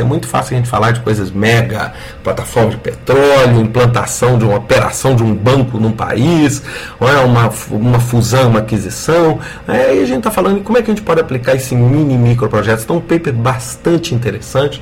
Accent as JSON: {"language": "Portuguese", "country": "Brazil", "said": "nós poderíamos ter como brasileiros"}